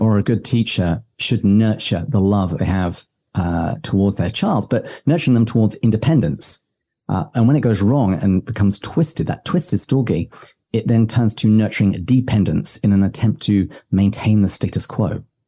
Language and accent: English; England, United Kingdom; now in United States; me being very English